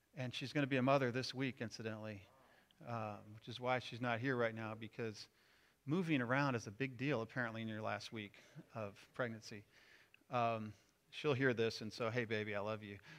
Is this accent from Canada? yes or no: no; Missouri, United States; moved away; I'm from Missouri